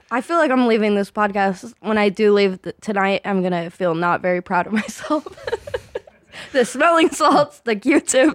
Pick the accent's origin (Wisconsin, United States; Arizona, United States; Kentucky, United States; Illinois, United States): Arizona, United States; Phoenix; moved away as an adult; now in Los Angeles, United States; I grew up in Arizona in like the Phoenix area. I, mm. I moved a lot, so I I've I don't ever know how to answer where from Arizona am I from because basically the Phoenix area.